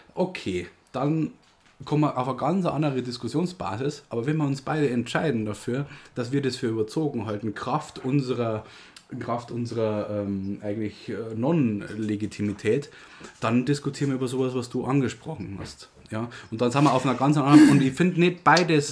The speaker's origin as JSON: {"language": "German", "country": "Germany", "said": "bei uns in Deutschland"}